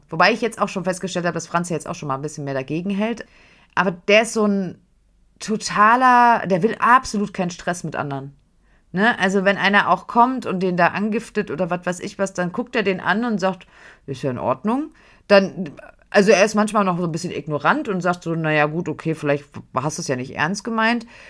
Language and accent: German; Frankfurt, Hesse, Germany; Wir kommen aus Frankfurt